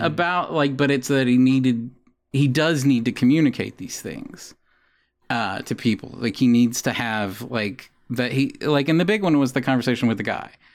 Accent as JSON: {"language": "English", "region": "the South", "country": "United States", "tie": "born or raised there", "also_born_or_lived": "Columbia, Missouri", "moved": "yes", "said": "I grew up in the South"}